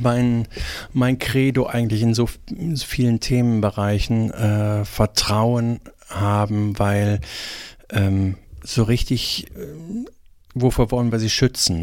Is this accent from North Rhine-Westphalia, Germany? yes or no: yes; Remscheid, North Rhine-Westphalia, Germany; moved away as an adult; also born or lived in Bonn / Tübingen; in Remscheid geboren. Äh, keine sehr schöne Stadt